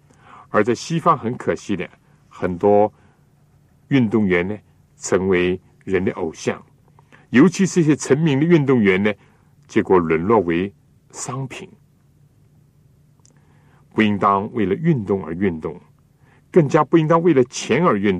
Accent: China; 我们中国人有的时候呢，为了讲究口味，或者为了使得这个菜的颜色鲜艳一点呢。

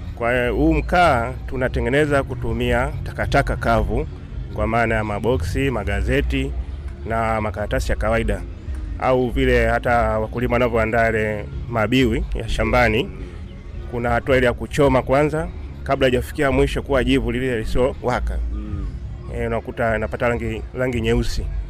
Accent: Dar es Salaam, Tanzania; kule kwetu Dar es Salaam

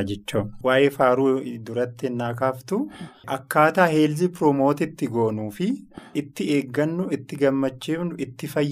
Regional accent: Shashamane, Oromia, Ethiopia; An kan irraa dhufee fiildii kibba bahaa Arsiirraa kan itti dhaladhes achuma. Arsii lixaa Shaashamannee bakkeen aanaa Shaashamannee keessatti ganda watara Shaggullee bakkee jedhamu sittan dhaladhe. Magaalaa Shaashamanneetti kutaa sagalii barachuudhaaf innaan dhufe achumatti guddadhe

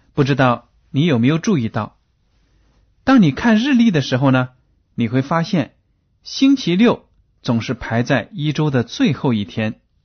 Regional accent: China; 对我们中国人来说都是普遍存在的

